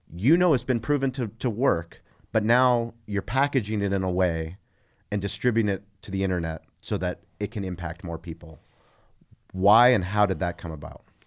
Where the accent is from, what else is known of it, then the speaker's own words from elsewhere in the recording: San Diego, California, United States; I grew up in La Jolla